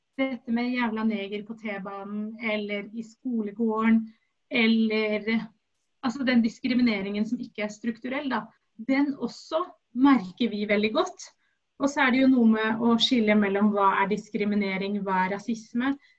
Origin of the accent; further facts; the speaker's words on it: Oslo, Norway; Jeg er norsk-somalier, født i Oslo